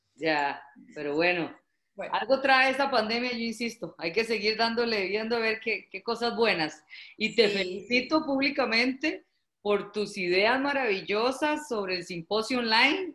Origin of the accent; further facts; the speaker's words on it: Costa Rica; como decimos en Costa Rica